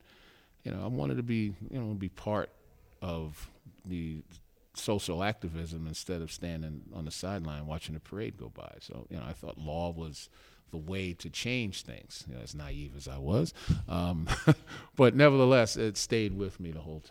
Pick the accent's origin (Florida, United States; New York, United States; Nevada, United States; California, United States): New York, United States; New York City; also born or lived in Chelsea, Manhattan / South Ozone Park, Queens; I was born in Bed-Stuy